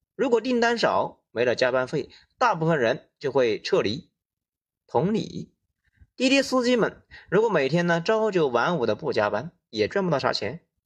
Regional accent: China; 我国现在婴儿出生率是很低的

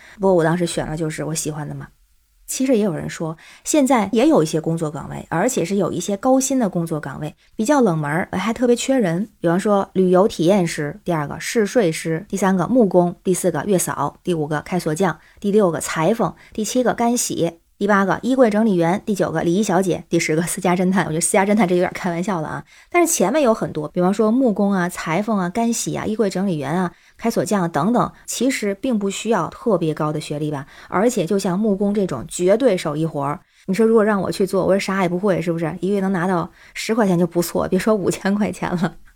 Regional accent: Tianjin, China; now in Beijing, China; 我是天津人，在北京

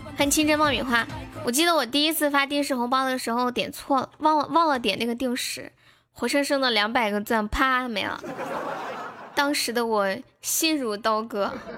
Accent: Sichuan, China; accent: Sichuan; 我是标准的四川人

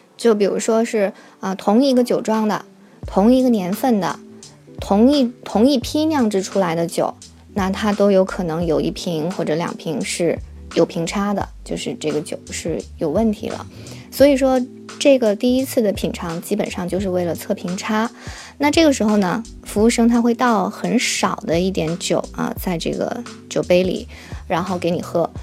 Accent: China; 在中国我们中国人吃晚餐，那基本上是从下午六七点就开始了

